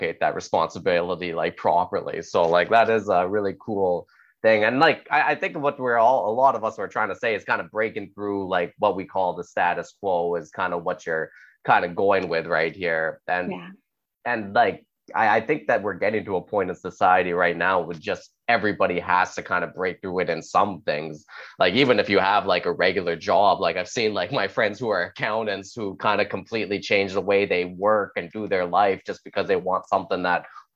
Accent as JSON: {"language": "English", "country": "Canada", "said": "I'm Canadian too"}